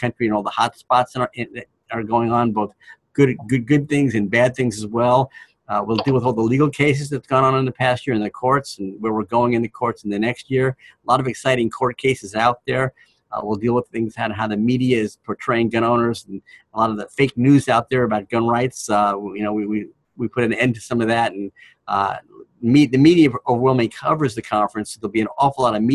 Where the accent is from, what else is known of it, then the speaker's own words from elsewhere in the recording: Washington, United States; my home state of Washington